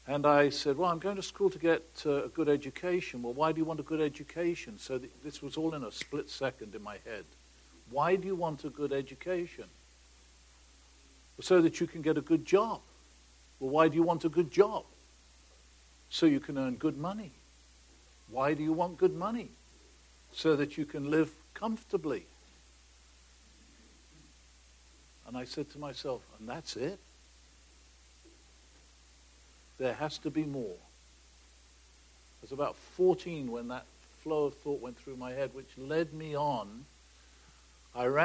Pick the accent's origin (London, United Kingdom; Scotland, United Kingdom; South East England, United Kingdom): South East England, United Kingdom; Oxford; Born and raised in England, in an irreligious family, in Oxford, in 1936